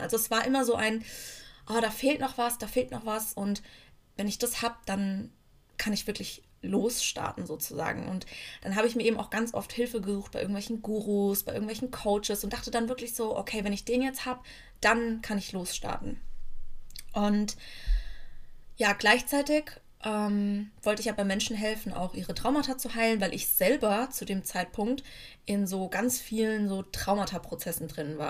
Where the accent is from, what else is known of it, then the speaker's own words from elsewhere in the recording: near Frankfurt, Hesse, Germany; moved away as an adult; now in Bremen, Germany; Ich bin aber aufgewachsen in der Nähe von Frankfurt